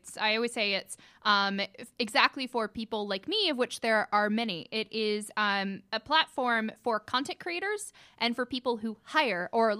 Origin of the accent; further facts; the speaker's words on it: Cartersville, Georgia, United States; I'm originally from Cartersville.